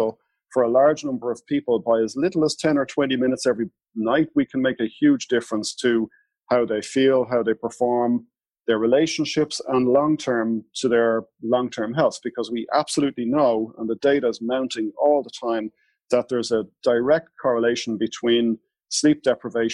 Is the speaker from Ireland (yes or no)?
yes; Ireland; I'm Irish fair-skinned